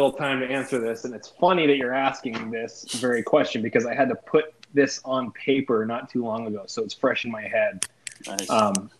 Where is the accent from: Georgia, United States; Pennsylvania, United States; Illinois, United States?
Pennsylvania, United States; I usually answer that question by just saying Pennsylvania, because I was born in Western PA, spent a good chunk of my childhood in North Central PA, and then most recently, Eastern Pennsylvania, Philadelphia, now the Lehigh Valley